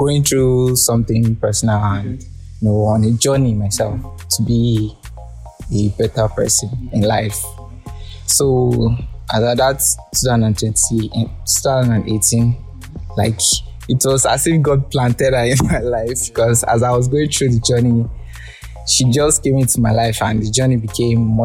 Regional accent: Abeokuta, Ogun State, Nigeria; also born or lived in Lagos; born and raised in Abeokuta, Ogun State.

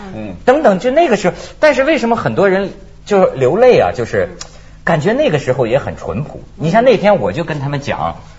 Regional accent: China; 我们内地人

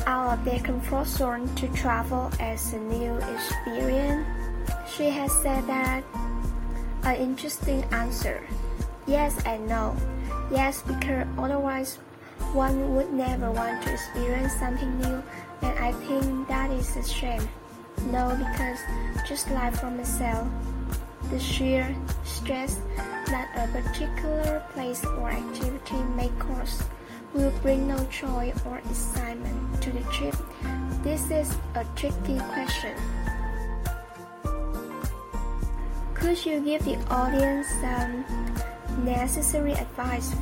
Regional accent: Iran; Iran, my home country

